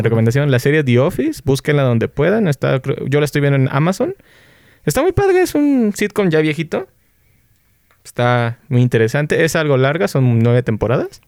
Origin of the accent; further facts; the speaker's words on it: Xalapa, Veracruz, Mexico; que es nuestra banda, somos de Jalapa, Veracruz.